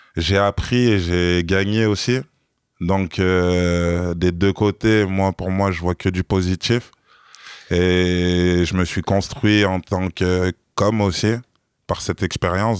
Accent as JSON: {"language": "French", "country": "France", "said": "je suis pas de Paris. Ça veut dire que à Paris, je suis un provincial banlieusard"}